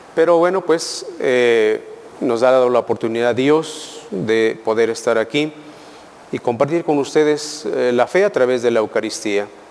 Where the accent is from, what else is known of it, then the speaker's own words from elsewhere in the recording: Mexico; como pueblo mexicano somos, les digo y les vuelvo a decir, Somos muy fervorosos